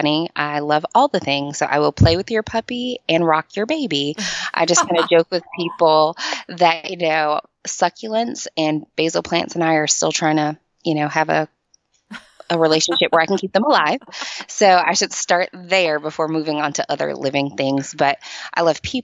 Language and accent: English; Michigan, United States; moved away as an adult; now in Nashville, United States; So I am originally from Michigan. I relocated to Nashville about 14 years ago to go to college